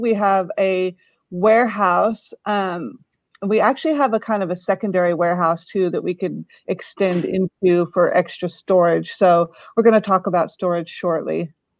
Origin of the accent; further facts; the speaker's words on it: Maryborough, Queensland, Australia; now in United States; we came from Australia right over near Maryborough, Queensland, and landed right in the middle of Central Oregon.